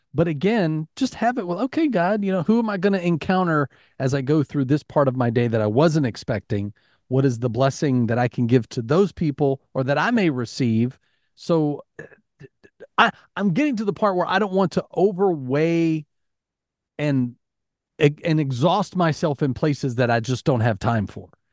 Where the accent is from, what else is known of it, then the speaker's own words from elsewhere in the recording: Alabama, United States; growing up in Alabama